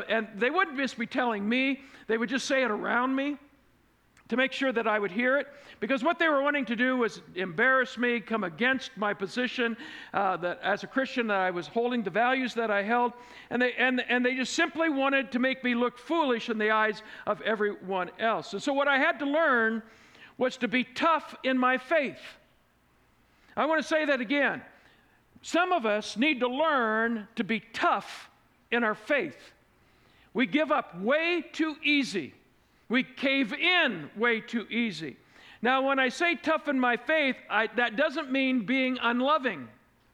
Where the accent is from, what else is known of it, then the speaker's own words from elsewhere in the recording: Fort Wayne, Indiana, United States; moved away; my hometown of Fort Wayne, Indiana